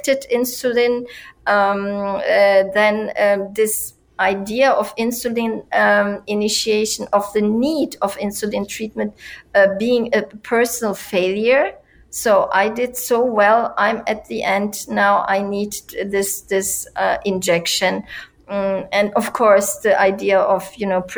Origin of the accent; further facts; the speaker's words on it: Turkey; in my country, and I come from Turkey